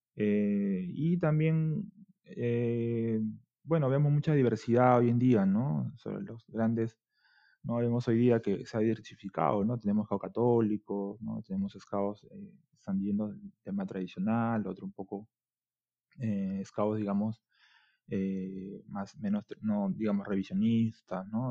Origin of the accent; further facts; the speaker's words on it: Lima, Peru; Yo soy de Barranco, distrito, es un distrito bastante turístico en Perú